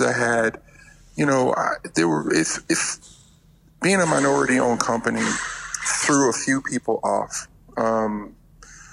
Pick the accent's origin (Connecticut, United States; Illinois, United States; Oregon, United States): Connecticut, United States; moved away as an adult; now in West Virginia, United States; I'm originally from Connecticut. That was where I was born and raised.